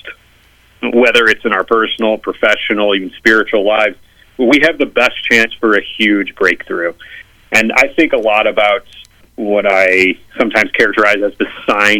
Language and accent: English; St. Louis, Missouri, United States; moved away as an adult; now in Washington, D.C., United States; I'm originally from Missouri, from St. Louis, but I live in Washington, D.C. now